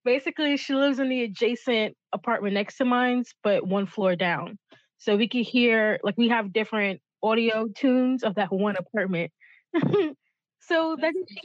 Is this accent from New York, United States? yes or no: yes; New York City, New York, United States; I was born in the Bronx